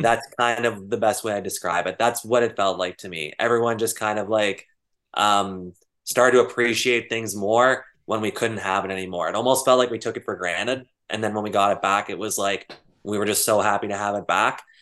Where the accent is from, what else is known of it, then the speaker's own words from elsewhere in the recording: Sudbury, Ontario, Canada; where we're from, Sudbury